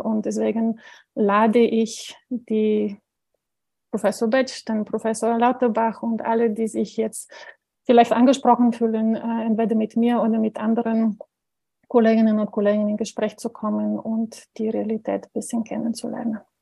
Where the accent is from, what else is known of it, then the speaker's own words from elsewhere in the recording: Bulgaria; moved away; ich stamme aus Bulgarien, das heißt also 78 geboren